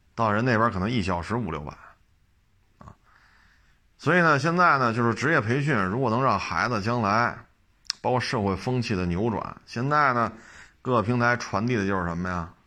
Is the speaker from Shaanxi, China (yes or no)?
no; Beijing, China; 我生在北京，长在北京